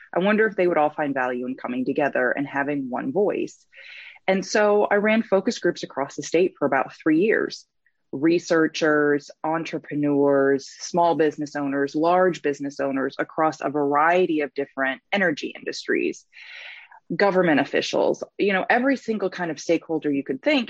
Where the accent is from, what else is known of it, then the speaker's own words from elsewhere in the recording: Michigan, United States; now in Tennessee, United States; I'm originally from Michigan